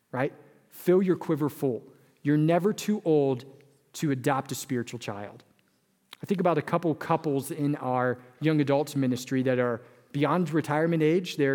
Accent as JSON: {"language": "English", "region": "California", "country": "United States", "moved": "yes", "said": "I came from California, where a family of four was usually a couple and a dog and a child, right? But I moved to Wisconsin"}